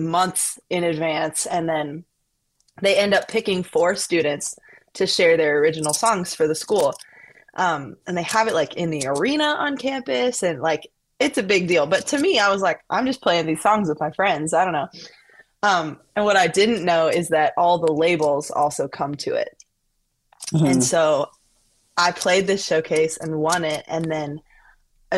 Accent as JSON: {"language": "English", "town": "Colorado Springs", "region": "Colorado", "country": "United States", "tie": "born or raised there", "moved": "as an adult", "lives_now": "Nashville, United States", "said": "Home is Colorado Springs, Colorado"}